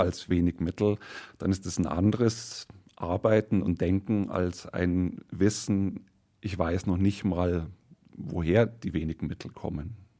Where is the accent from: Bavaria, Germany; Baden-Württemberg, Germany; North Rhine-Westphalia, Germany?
Bavaria, Germany; Munich; als Münchner